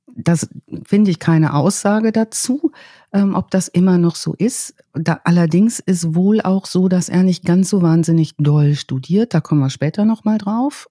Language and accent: German; North Rhine-Westphalia, Germany; meinem Geburtsort in Ostwestfalen